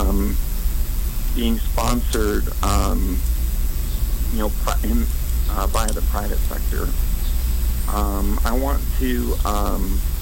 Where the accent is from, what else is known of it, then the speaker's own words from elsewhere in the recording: Albuquerque, New Mexico, United States; moved away as an adult; also born or lived in Seattle / Florida; now in Wyoming, United States; I grew up in Albuquerque, New Mexico